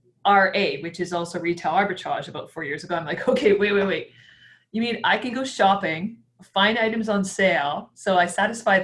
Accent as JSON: {"language": "English", "town": "Victoria", "region": "British Columbia", "country": "Canada", "said": "I'm from Victoria, British Columbia. I'm actually a police officer up here"}